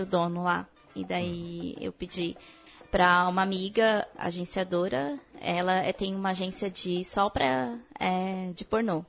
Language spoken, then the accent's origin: Portuguese; Mogi das Cruzes, São Paulo, Brazil; eu sou mogiana, sou de Mogi das Cruzes